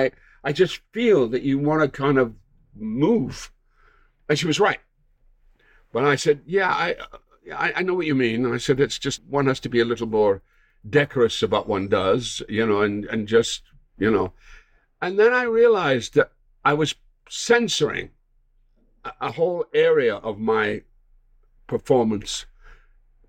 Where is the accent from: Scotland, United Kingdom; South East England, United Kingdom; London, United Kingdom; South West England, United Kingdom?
Scotland, United Kingdom; moved away as an adult; now in United States; I'm a Scot and I was raised in the British theatre